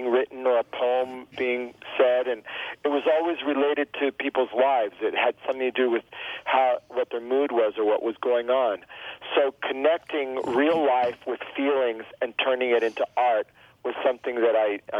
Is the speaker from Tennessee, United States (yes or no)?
no; Miami, Florida, United States; first language Spanish; English is a second language; moved away; also born or lived in Gainesville, Florida / Hawthorne, Florida; So I grew up in the Cuban exile community. We lived in the projects called Liberty City.